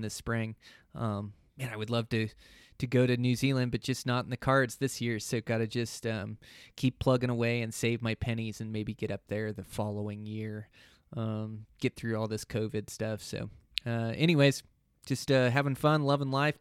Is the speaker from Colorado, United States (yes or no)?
no; Montana, United States; my home state of Montana